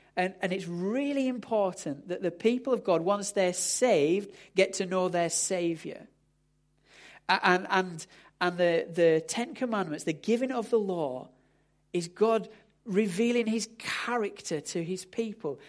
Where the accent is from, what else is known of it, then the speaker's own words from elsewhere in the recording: United Kingdom; we're, we're British